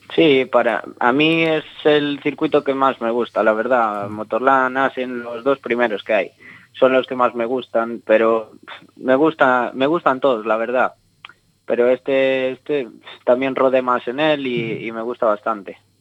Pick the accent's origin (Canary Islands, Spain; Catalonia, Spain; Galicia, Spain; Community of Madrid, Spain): Galicia, Spain; Abegondo; el Concello de Abegondo, de aquí de mi pueblo